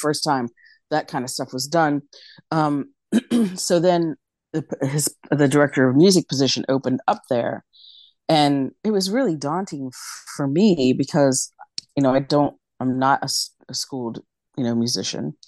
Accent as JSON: {"language": "English", "region": "West Virginia", "country": "United States", "tie": "born or raised there", "moved": "as an adult", "lives_now": "New York City, United States", "said": "I was born and raised in West Virginia"}